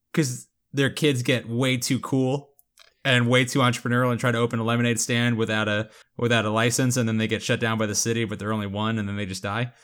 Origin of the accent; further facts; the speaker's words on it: Florida, United States; I am from Florida